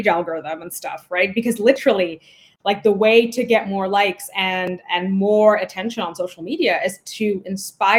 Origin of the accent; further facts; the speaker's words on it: India; moved away; I was born in the global South. So I was born in India